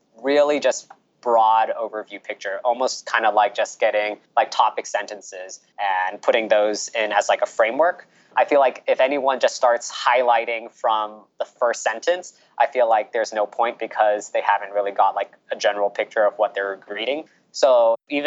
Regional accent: California, United States; moved away as an adult; also born or lived in Orlando, Florida; now in New York, United States; I'm born and raised in California

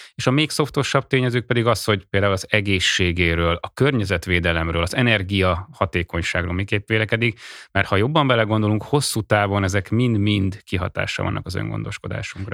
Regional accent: Hungary

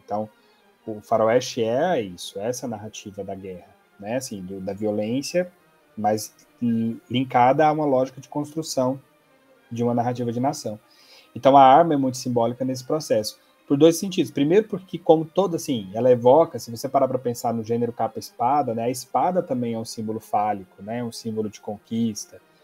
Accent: Goiás, Brazil; sou goiano

